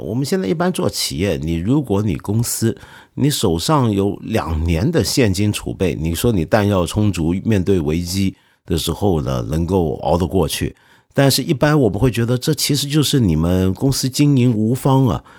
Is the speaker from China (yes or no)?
yes; China; 我们中国人人人都会打乒乓球